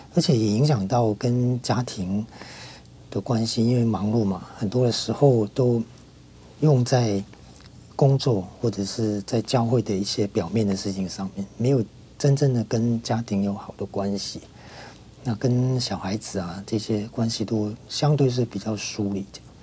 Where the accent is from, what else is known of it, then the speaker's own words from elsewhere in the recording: Hong Kong; moved away as an adult; now in Taiwan; 我在小学的时候，那个时候我在香港念小学，因为我在香港出生嘛，那在那边念小学是基督教的小学